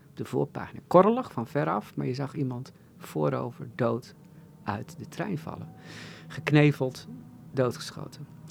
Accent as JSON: {"language": "Dutch", "town": "Assen", "region": "Drenthe", "country": "Netherlands", "tie": "born or raised there", "said": "in Assen, waar ik opgroeide"}